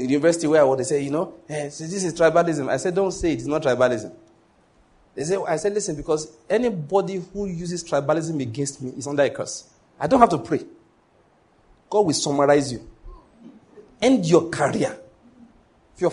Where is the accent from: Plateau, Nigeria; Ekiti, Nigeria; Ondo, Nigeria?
Ondo, Nigeria; moved away as an adult; also born or lived in Edo State / Lagos; now in Enugu, Nigeria; I was born in Ondo State, grew up in Ondo State